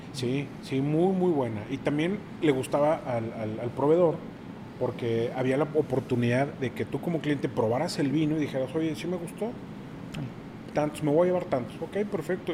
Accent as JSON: {"language": "Spanish", "region": "Mexico City", "country": "Mexico", "moved": "as an adult", "lives_now": "Monterrey, Mexico", "said": "Yo llegué a Monterrey, yo soy de la Ciudad de México. Llego a Monterrey hace 18 años"}